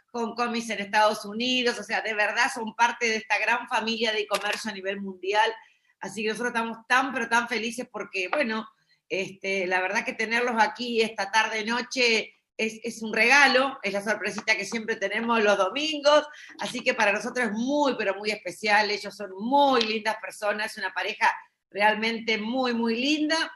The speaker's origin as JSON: {"language": "Spanish", "town": "Caracas", "region": "Capital District", "country": "Venezuela", "said": "somos de Caracas, Venezuela."}